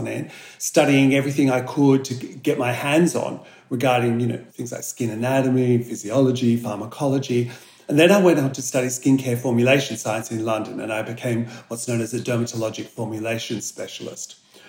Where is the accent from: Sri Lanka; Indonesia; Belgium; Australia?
Australia; So Australia, you know, 80% of facial aging is caused by the sun. and as Australian scientists like me, our dermatologists, our plastic surgeons are very well aware of this